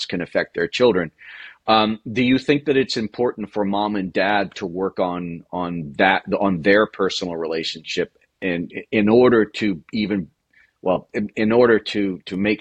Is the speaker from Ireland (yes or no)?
yes; Ireland; being an Irish person